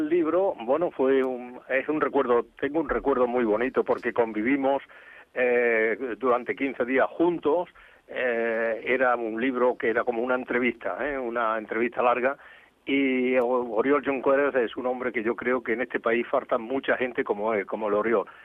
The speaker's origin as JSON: {"language": "Spanish", "region": "Andalusia", "country": "Spain", "lives_now": "Catalonia, Spain", "said": "porque tengo dos tierras que quiero, eh, Andalucía y Cataluña. Son dos tierras y no sabría decir, a ver, ¿de, de qué me separo?"}